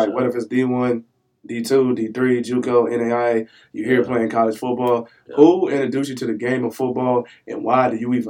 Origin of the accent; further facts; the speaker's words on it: New Orleans, Louisiana, United States; I ain't from no foreign country. I'm from New Orleans, Louisiana, 504 in the building